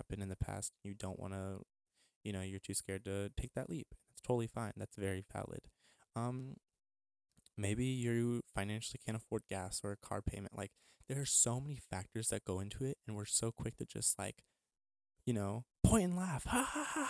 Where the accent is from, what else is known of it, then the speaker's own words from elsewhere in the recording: El Paso, Texas, United States; moved away; also born or lived in Midwest; my hometown of El Paso